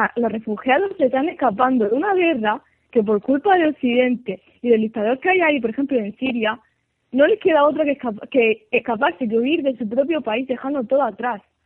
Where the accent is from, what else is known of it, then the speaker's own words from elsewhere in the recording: Spain; España, que es donde nací y donde vivo